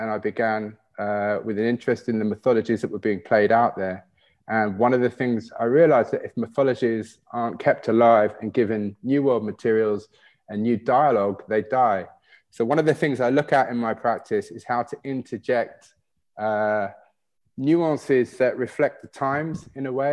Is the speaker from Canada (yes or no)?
no; United Kingdom; growing up in Britain